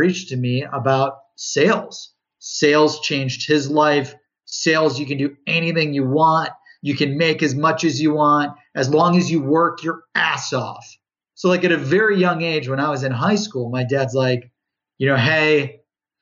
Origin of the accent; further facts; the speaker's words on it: Cleveland, Ohio, United States; I grew up in Ohio, in Cleveland.